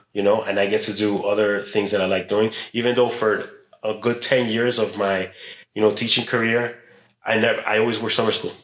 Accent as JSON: {"language": "English", "town": "Chicago", "region": "Illinois", "country": "United States", "tie": "born or raised there", "also_born_or_lived": "Mexico", "said": "I was born in Chicago, but we went to Mexico when I was a kid. Mm. I know it was second or third grade, and I came back, and I entered sixth grade here in Chicago"}